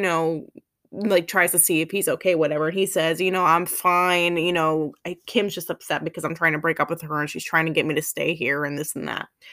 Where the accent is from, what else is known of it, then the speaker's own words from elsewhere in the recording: town neighboring Naperville, Illinois, United States; moved away; also born or lived in Chicago / North Carolina; my neighboring town